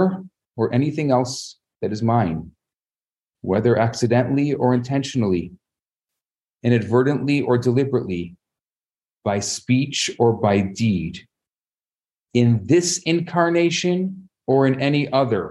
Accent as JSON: {"language": "English", "town": "Chicago", "region": "Illinois", "country": "United States", "tie": "born or raised there"}